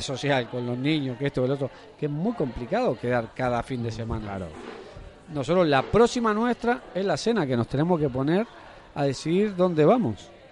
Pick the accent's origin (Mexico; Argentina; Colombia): Argentina; moved away as an adult; now in Mallorca, Spain; yo soy argentino, llevo casi 20 años.